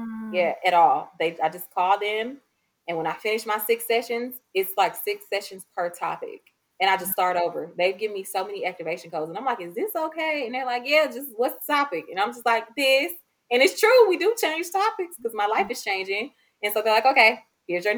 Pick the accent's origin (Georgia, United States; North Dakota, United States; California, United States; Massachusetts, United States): Georgia, United States; Atlanta; I'm in the South. I'm from Atlanta